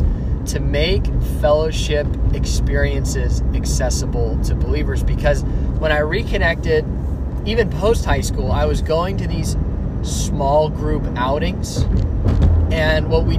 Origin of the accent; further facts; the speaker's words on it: Alamo, California, United States; also born or lived in Dublin, California; I was born and raised in the Bay Area. Actually, specifically grew up in Alamo, but I currently live in Dublin